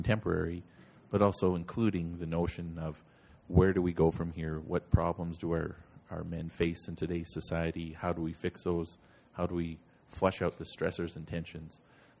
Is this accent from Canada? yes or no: yes; Blood Tribe, Alberta, Canada; I'm from the Blood Tribe. Currently, I'm a graduate student at the U of L.